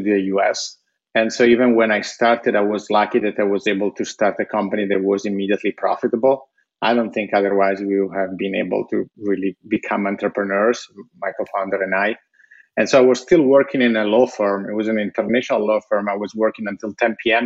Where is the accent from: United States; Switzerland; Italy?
Italy; moved away; when I was growing up in Italy